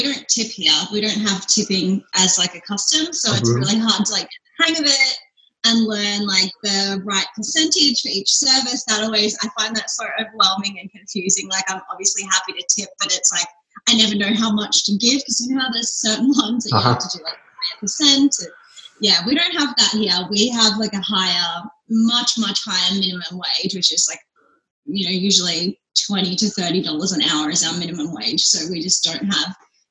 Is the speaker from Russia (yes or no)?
no; Melbourne, Victoria, Australia; now in Brisbane, Australia; I'm from here. My parents are from here. I was actually born in Melbourne, but I live in Brisbane now